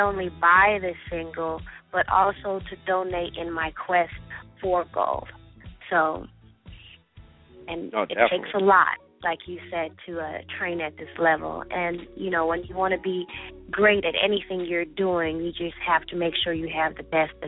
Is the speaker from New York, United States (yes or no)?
yes; Long Island, New York, United States; also born or lived in Jamaica; I was born in Jamaica, and I left Jamaica when I was 6 years old, and I moved to New York, and I went to Uniondale High School